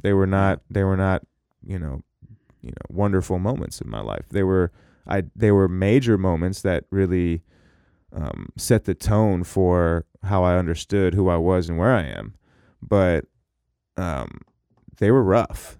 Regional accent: Seattle, Washington, United States; also born or lived in Minneapolis / Orlando, Florida; I was born in Minneapolis, and I moved to Seattle when I was one

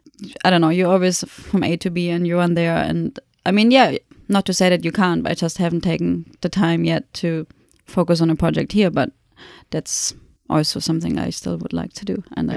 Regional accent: Germany; moved away; being German

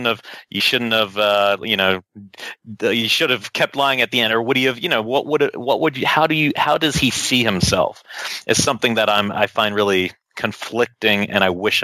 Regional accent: New Zealand; now in United States; I come from New Zealand. It's a very small country

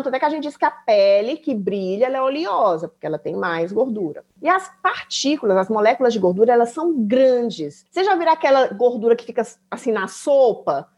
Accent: Brazil; moved away as an adult; now in Germany; eu sou do Brasil, eu tô aprendendo alemão

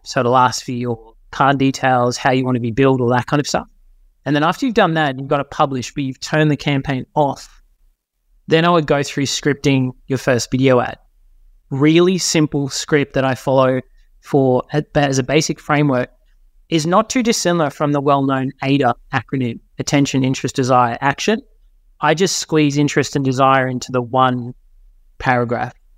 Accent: Forster, New South Wales, Australia; moved away; I grew up in New South Wales. Was born in a little town called Foster, which is a little beachy town

